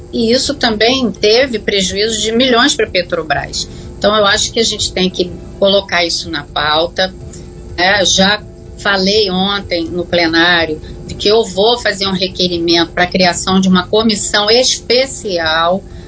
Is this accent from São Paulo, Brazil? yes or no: no; Rio de Janeiro, Brazil; nós, como né, cidadãos do Estado do Rio